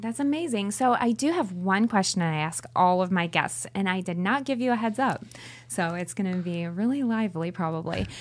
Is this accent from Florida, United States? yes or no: yes; Florida, United States; I'm from Florida